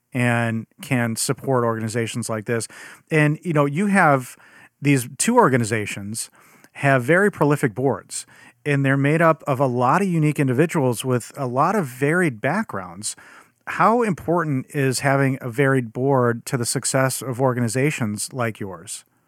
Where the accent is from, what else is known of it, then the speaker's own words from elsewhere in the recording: Chicago, Illinois, United States; as a Chicagoan, 'cause that's where I'm from